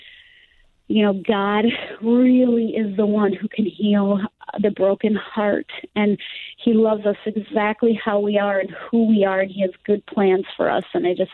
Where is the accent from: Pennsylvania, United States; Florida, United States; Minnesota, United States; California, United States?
Florida, United States; Southwest; my hometown where I live right now in Southwest Florida